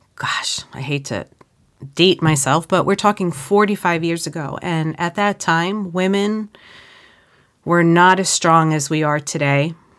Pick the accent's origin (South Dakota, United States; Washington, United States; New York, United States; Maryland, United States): New York, United States; Suffolk County; I grew up in Suffolk County